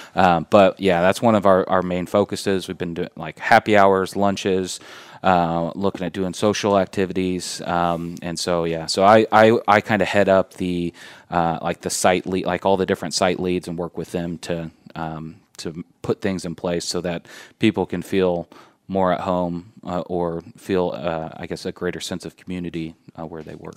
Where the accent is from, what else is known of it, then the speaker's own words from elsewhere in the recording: Indianapolis, Indiana, United States; moved away as an adult; also born or lived in Fort Wayne, Indiana; now in Warsaw, United States; I'm originally from Indianapolis, uh, grew up, uh, born and raised in Indianapolis.